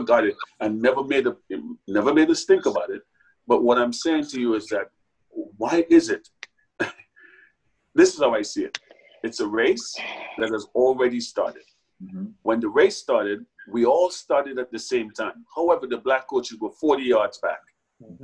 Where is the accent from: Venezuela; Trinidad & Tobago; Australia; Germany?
Trinidad & Tobago; moved away as an adult; also born or lived in New York; now in United States; I grew up in a Trinidad and Tobago that's so much smaller